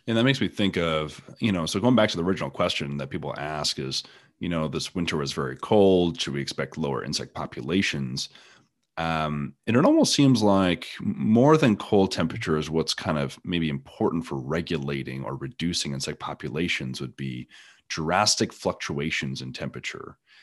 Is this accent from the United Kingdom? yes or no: no; Canada; now in East Texas, United States; I'm originally from Canada